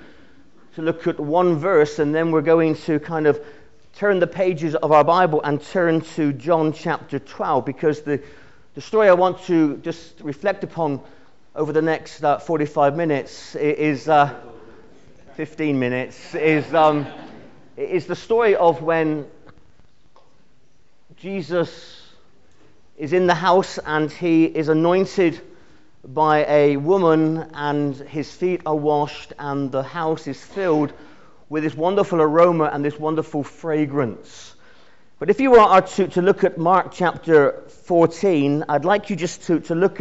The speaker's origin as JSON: {"language": "English", "area": "Cornwall", "region": "South West England", "country": "United Kingdom", "said": "I'm Cornish."}